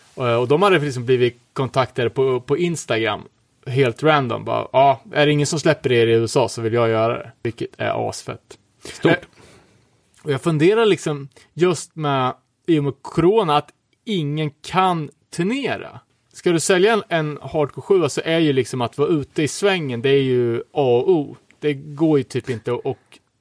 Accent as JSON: {"language": "Swedish", "town": "Örebro", "region": "Örebro County", "country": "Sweden", "said": "som örebroare"}